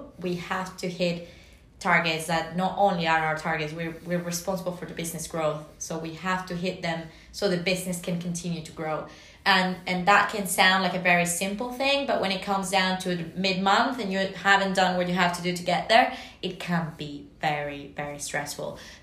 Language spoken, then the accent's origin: English; Venezuela; moved away; my home country